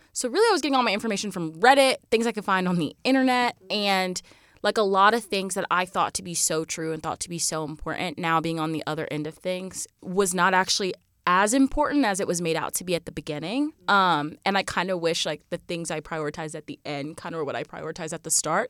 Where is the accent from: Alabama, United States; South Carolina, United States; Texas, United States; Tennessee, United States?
South Carolina, United States; rural; moved away as an adult; also born or lived in Georgia / Lexington, South Carolina; I'm from Plumber in South Carolina, which is about forty-five minutes from the border of Georgia